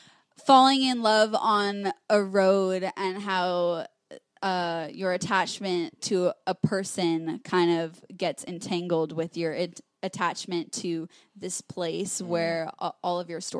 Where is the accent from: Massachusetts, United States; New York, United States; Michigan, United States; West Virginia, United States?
New York, United States; a highway that goes through my hometown